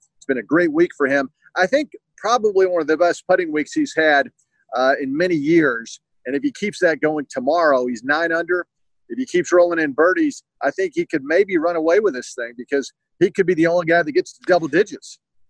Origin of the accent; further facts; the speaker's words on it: Southeast, United States; I tell you, Rick, I love San Francisco. I'm from the Southeast, where it's hot and humid in the summer.